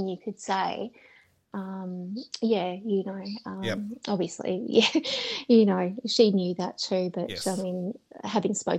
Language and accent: English; Melbourne, Victoria, Australia; I was born in Melbourne.